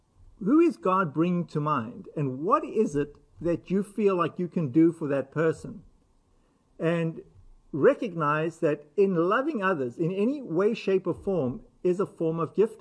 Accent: United States; we as American Christians

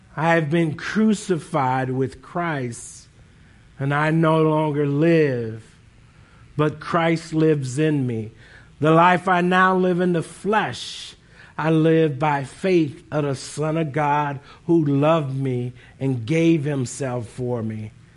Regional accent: Northeast Ohio, United States; now in Columbus, United States; I grew up in Northeast Ohio

